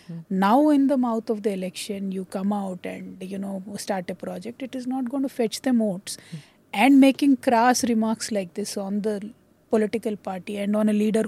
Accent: South India, India; also born or lived in United States; I'm a South Indian person from a regional party, which now turned a national party.

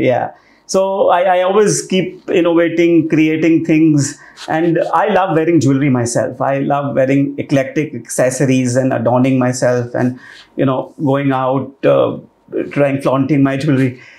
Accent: Rajasthan, India; I'm from Rajasthan

